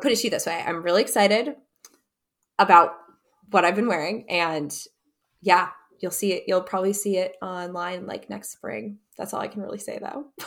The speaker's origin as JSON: {"language": "English", "region": "Wisconsin", "country": "United States", "tie": "born or raised there", "said": "we grew up skiing together in Wisconsin"}